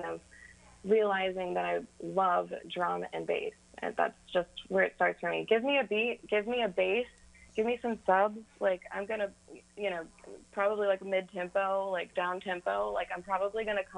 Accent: Kentucky, United States; growing up in Kentucky, you hear a lot of country music

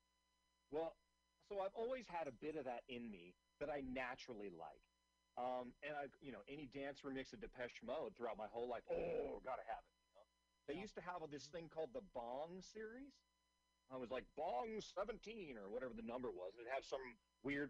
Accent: Seattle, Washington, United States; I'm originally from Seattle.

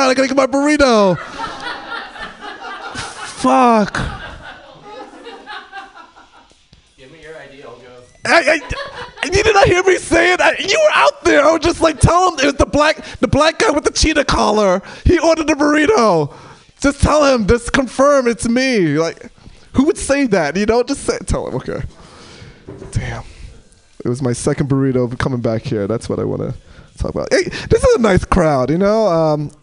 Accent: New York, United States; moved away as an adult; now in Portland, United States; I'm from New York

